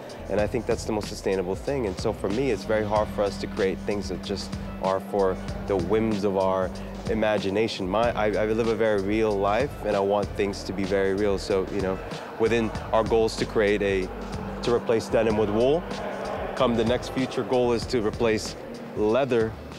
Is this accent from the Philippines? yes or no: yes; Philippines; now in United States; When I came here, I came to America with very little money, you know, I came from the Philippines